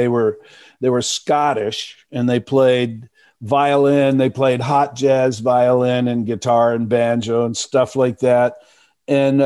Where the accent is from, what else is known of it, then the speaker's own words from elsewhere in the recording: Dallas, Texas, United States; moved away; also born or lived in Milwaukee, Wisconsin / Chicago / Madison; I was born in Milwaukee, but I moved to Texas when I was five. So I grew up in Dallas